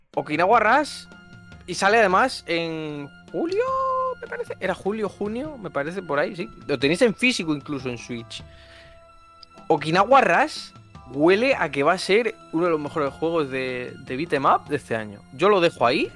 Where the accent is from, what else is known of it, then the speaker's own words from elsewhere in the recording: Murcia, Region of Murcia, Spain; soy de Murcia